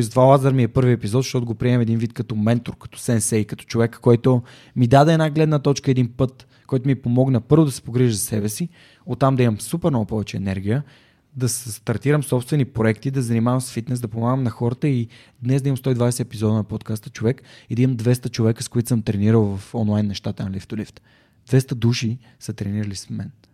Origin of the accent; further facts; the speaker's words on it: Sofia, Sofia City, Bulgaria; на 32 години, съм от София